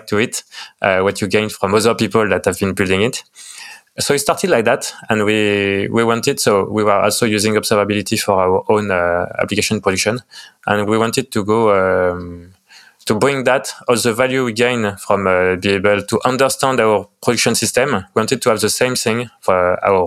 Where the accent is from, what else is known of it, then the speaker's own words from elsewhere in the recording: France; accent: French; English is a second language; I'm from France, as you can tell from my lovely French accent.